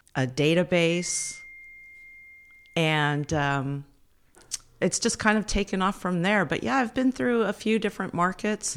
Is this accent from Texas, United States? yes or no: no; Fairfield, California, United States; also born or lived in Berkeley, California; I'm from the Bay Area. I grew up in Fairfield, not far from here